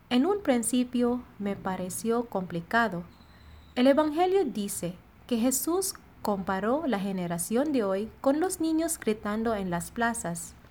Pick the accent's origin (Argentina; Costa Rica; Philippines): Philippines; Spanish is a second language; now in Monterrey, Mexico; Soy …, misionera filipina destinada en la comunidad de Monterrey.